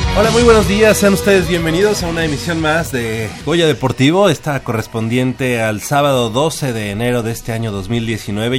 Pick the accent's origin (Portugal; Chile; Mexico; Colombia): Mexico; como ciudadanos, como, sí, como mexicanos